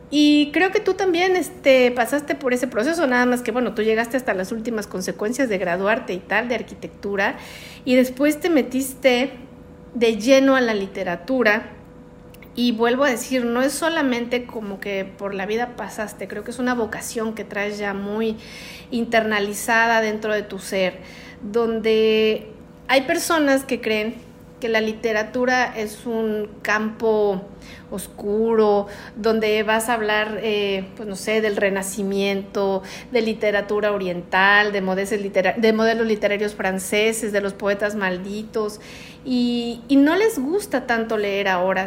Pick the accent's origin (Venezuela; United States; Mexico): Mexico; uno de los lugares que más me gustan en mi país, que es la Sultana del Norte, Monterrey, Nuevo León